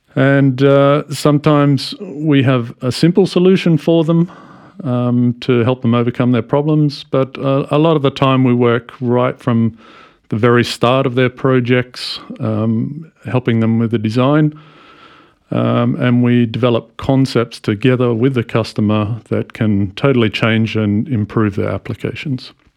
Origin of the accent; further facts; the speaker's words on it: Australia; moved away as an adult; also born or lived in United States; I come from Australia where I started working in a shipyard way back in 1994